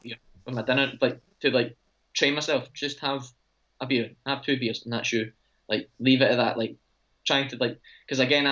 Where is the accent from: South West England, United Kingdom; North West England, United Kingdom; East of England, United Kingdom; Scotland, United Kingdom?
Scotland, United Kingdom; I'm Scottish